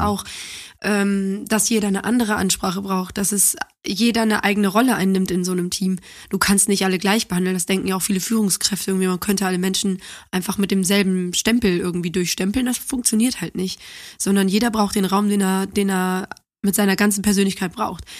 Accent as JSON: {"language": "German", "town": "Neuss", "region": "North Rhine-Westphalia", "country": "Germany", "tie": "born or raised there", "also_born_or_lived": "Düsseldorf / Cologne"}